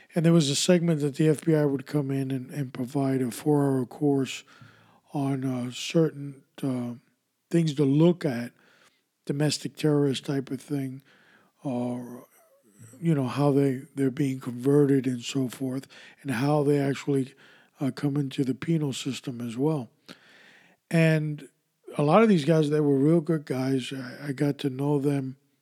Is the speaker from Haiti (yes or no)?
no; New York, United States; as a kid growing up in New York, in the 70s